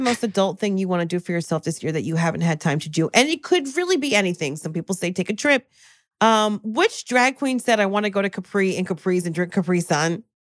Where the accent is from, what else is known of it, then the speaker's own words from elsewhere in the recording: New Jersey, United States; I'm from Jersey.